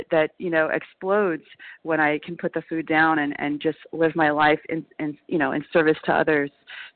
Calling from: New York, United States; recovered compulsive overeater. I'm calling from New York.

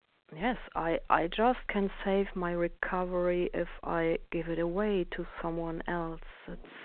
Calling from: Germany; I'm calling from Germany.

